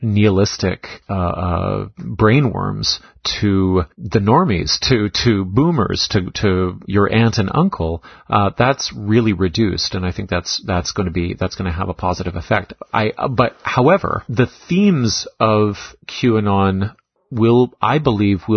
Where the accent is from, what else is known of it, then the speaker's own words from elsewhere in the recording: Canada; also born or lived in Toronto; the Canadian member of our team